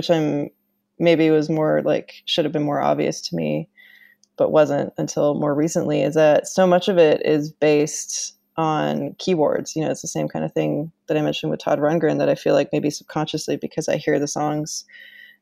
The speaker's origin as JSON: {"language": "English", "country": "Canada", "tie": "born or raised there", "said": "I used to work at this musical instrument museum in my hometown in Canada"}